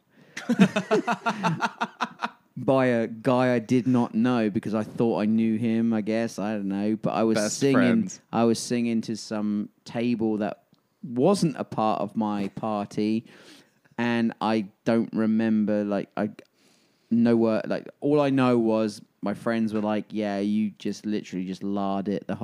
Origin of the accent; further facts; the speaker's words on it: Alabama, United States; accent: Alabama; my Alabama accent